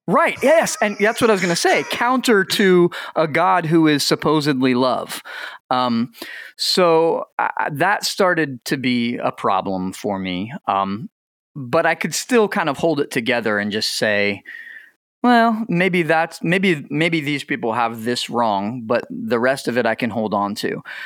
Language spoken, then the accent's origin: English; Lake Wales, Florida, United States; moved away; also born or lived in Anderson, Indiana; I was born in Florida, lived in Florida